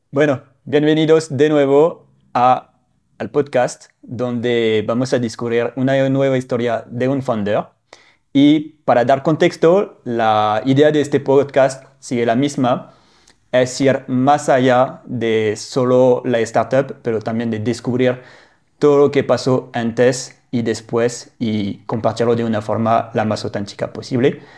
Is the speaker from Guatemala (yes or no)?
no; northern France, France; now in Mexico; soy del norte de Francia